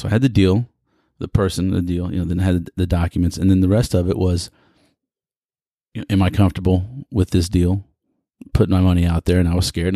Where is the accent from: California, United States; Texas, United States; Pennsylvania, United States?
Texas, United States; Houston; Greetings from the energy capital of the world in my hometown, Houston, Texas